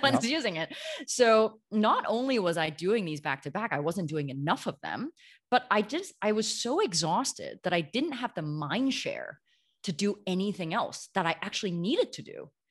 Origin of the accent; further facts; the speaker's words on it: Canada; moved away as an adult; also born or lived in New York; now in Amsterdam, Netherlands; I grew up in Canada, but moved to New York a few years ago